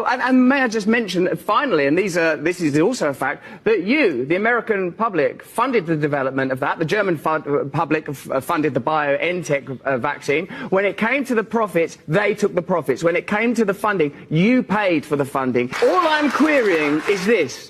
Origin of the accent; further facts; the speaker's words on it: England, United Kingdom; I'm English